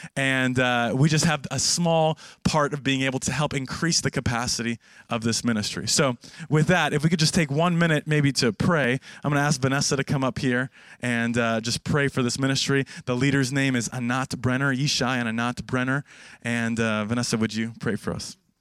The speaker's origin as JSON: {"language": "English", "country": "Canada", "moved": "yes", "lives_now": "Jerusalem, Israel", "said": "I am Canadian, not American"}